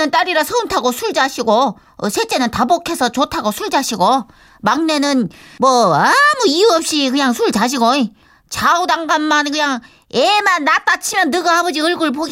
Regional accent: Seoul, South Korea; born there; 서울에서 태어났다고

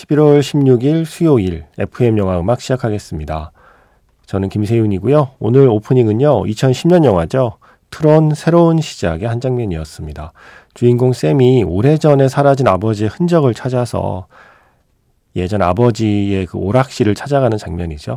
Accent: Seoul, South Korea; 제가 강남에서 학교를 다녔기 때문에

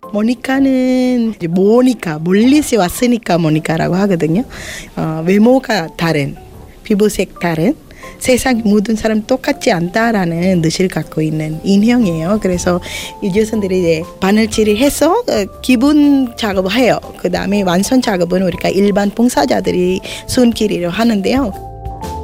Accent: Sri Lanka; Korean is a second language; moved away as an adult; now in South Korea; 스리랑카에서 왔고요. 한국에 온 지 17년 되는

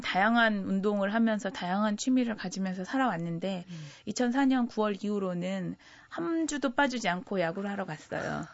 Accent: Daejeon, South Korea; 제가 또 고향이 대전이다 보니까

